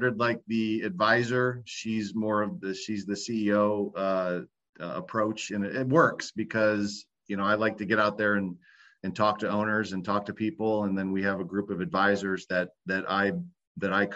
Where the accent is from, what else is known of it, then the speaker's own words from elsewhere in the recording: Ohio, United States; also born or lived in Florida; now in Tampa Bay, United States; I'm from Ohio originally, but you know, I decided to move down to Florida